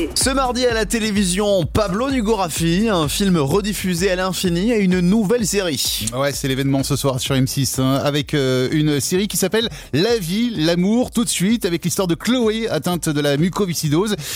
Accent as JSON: {"language": "French", "country": "France", "said": "nous sommes français"}